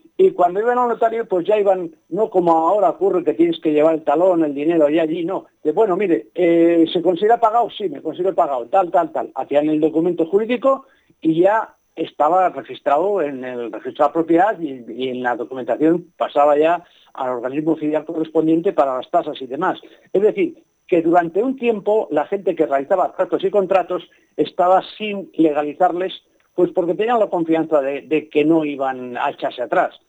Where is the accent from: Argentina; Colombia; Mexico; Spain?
Spain; Padilla de Abajo, Castile and León; mi pueblo